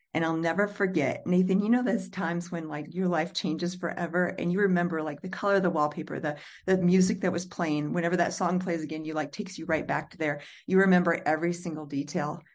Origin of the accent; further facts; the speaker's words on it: Illinois, United States; moved away; my hometown of Pure Missouri, Illinois